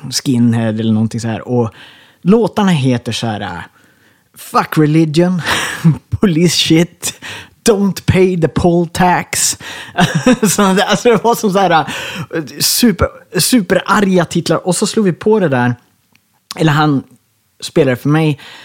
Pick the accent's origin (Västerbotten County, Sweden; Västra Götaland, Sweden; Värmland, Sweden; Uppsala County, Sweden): Västerbotten County, Sweden; Ersmark; moved away as an adult; also born or lived in Skellefteå; Jag är född i Skellefteå på lasarettet där, men jag växte upp i Ersmark i Kågedalen